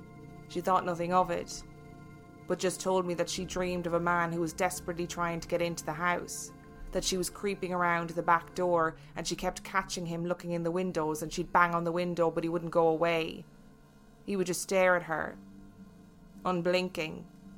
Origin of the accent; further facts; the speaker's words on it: Brooklyn, New York, United States; The house I grew up in is in Brooklyn, and my grandparents bought it while it was being built.